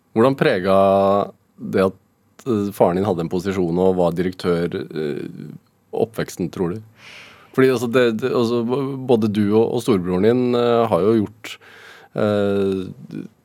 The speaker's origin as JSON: {"language": "Norwegian", "town": "Sarpsborg", "region": "Østfold", "country": "Norway", "said": "Jeg er fra Sarpsborg sjøl"}